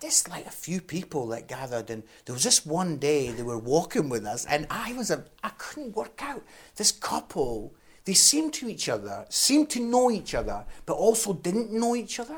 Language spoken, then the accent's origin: English; Scotland, United Kingdom; I'm Scottish